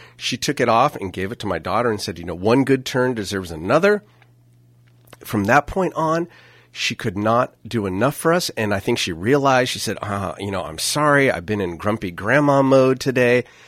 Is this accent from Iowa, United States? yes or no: no; Napa, California, United States; we're from Napa.